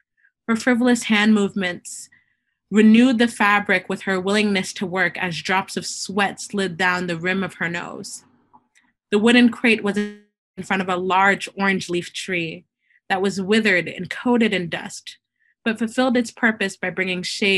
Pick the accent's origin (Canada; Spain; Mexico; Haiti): Haiti; I'm from Haiti, the first independent Black nation.